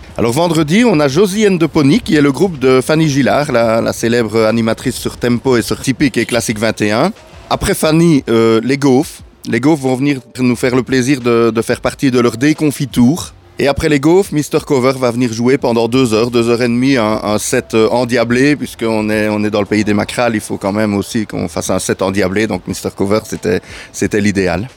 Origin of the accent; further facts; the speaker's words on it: Ardennes, Wallonia, Belgium; on, est en Ardennes, quand on est des Ardennais